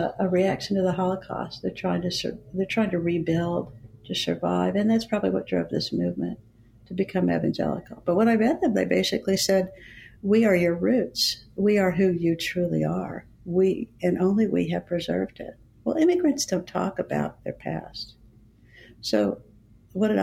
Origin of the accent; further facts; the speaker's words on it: Dallas, Texas, United States; accent: Texas; I was a middle American kid, born and raised in Dallas, grew up in public school. I think you can still hear a little bit of Texas in my voice